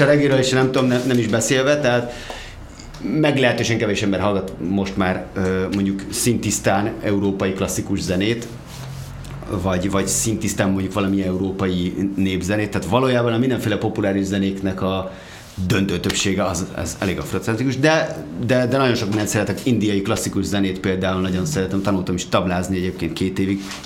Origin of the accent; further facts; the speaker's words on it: Gödöllő, Pest, Hungary; moved away as an adult; also born or lived in Budapest; egy Gödölön nőttem fel, Budapestre költöztem